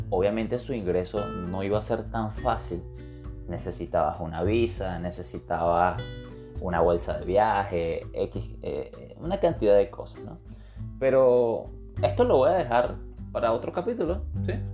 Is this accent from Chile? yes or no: no; Venezuela; moved away; yo soy venezolano, yo, me yo me siento venezolano y en mi, círculo de, amigos, que yo tuve un, un, único círculo de amigos, mis amigos de mi infancia fueron mis amigos durante el tiempo que viví en Venezuela.